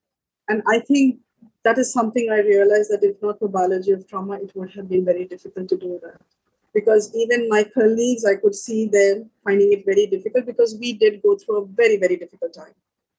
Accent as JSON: {"language": "English", "country": "Sri Lanka", "said": "I'm from Sri Lanka, and last year we're still in it."}